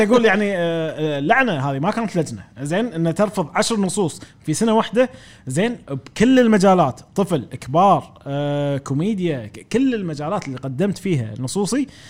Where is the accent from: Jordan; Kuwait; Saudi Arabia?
Kuwait; وديرتي رافضتني